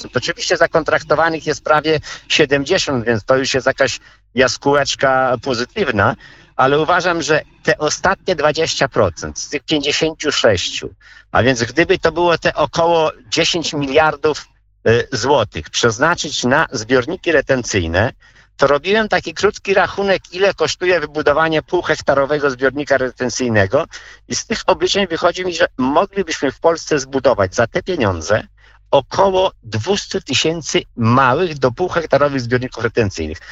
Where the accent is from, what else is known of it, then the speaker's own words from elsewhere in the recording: Podlaskie Voivodeship, Poland; tutaj u nas na Podlasiu